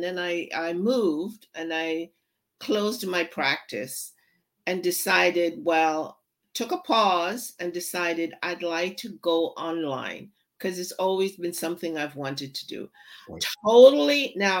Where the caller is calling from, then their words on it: Windsor, Ontario, Canada; Ontario, Windsor, Ontario.